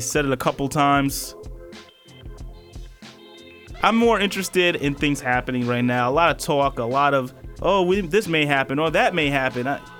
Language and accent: English; New York City, New York, United States; I'm from Brooklyn, always been a Knicks fan, will always remain a Knicks fan.